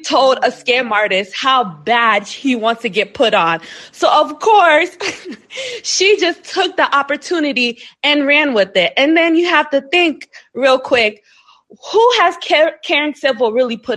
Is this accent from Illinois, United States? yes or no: no; South Florida, United States; I'm from South Florida